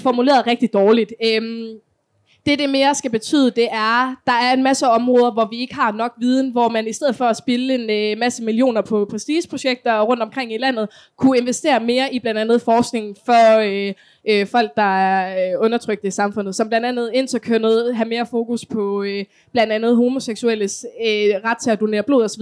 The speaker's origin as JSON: {"language": "Danish", "town": "Kolding", "region": "Southern Denmark", "country": "Denmark", "said": "Jeg kommer for eksempel selv fra Kolding"}